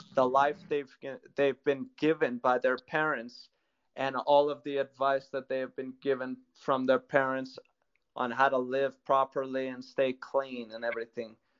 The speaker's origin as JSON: {"language": "English", "town": "New York City", "region": "New York", "country": "United States", "tie": "born or raised there", "said": "Well, originally I was born and raised in the United States. Uh, right. So, uh, but I was born in New York City"}